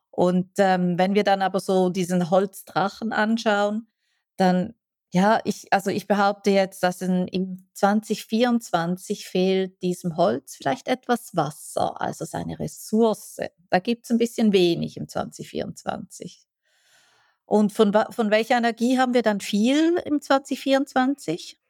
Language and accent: German; Switzerland; ich als Schweizerin